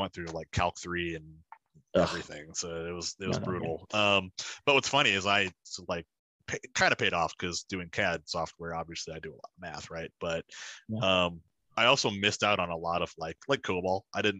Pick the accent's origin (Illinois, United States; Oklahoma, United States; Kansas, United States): Illinois, United States; Silvis; But the Quad Cities has always been my home base. So, I was born here in Silvis, Illinois, and then we moved away and came back, moved away and came back. So I came back to the Quad Cities area starting high school, so as a freshman